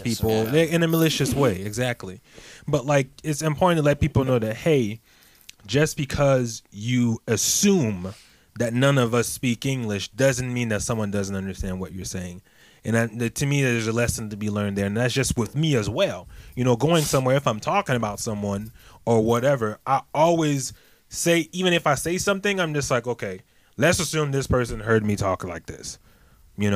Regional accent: Côte d’Ivoire; now in United States; the mosque was like my school growing up in Ivory Coast

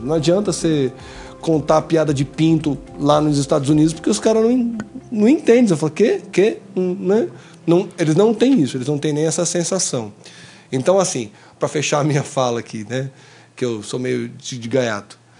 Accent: São Paulo, Brazil; eu sou de São Paulo

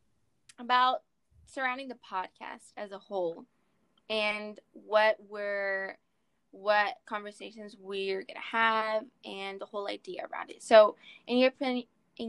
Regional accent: United States; I'm American. I'm half Mexican and half Venezuelan.

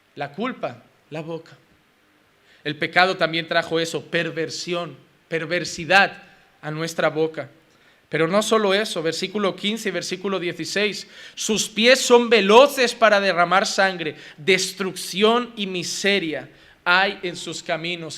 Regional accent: Spain; como español

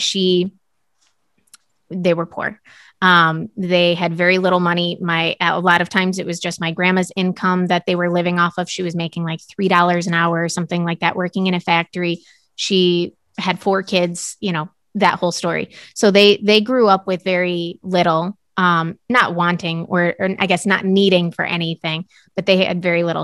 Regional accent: United States

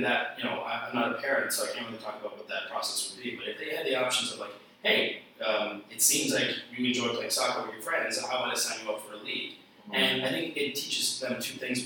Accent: Toronto, Ontario, Canada; where I grew up in Toronto

